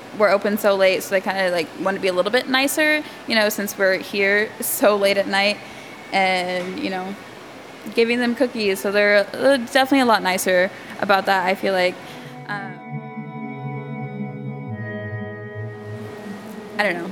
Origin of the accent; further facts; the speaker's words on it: Bloomington, Indiana, United States; I grew up in Bloomington. I went to IU and everything.